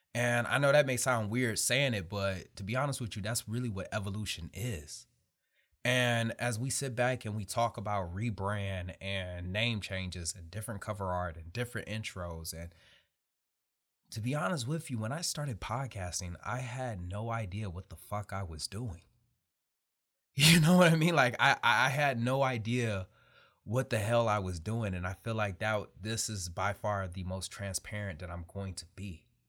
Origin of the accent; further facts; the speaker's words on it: Detroit, Michigan, United States; I'm really somebody from Detroit, Michigan.